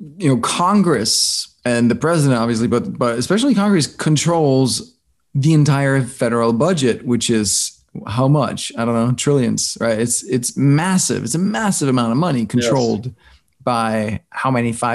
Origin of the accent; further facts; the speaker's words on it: Denmark; moved away as an adult; also born or lived in New York; I grew up in Denmark